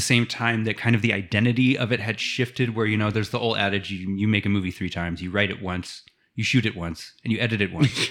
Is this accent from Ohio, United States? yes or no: yes; Ohio, United States; being a Midwesterner from Ohio.